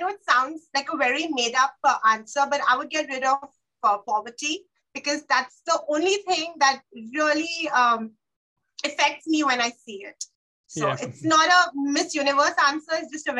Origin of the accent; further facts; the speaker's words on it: Mumbai, Maharashtra, India; So I'm from Mumbai, India